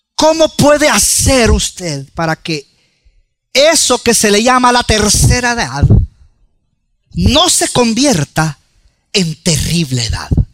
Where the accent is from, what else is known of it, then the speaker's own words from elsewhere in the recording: El Salvador; nosotros como buen salvadoreño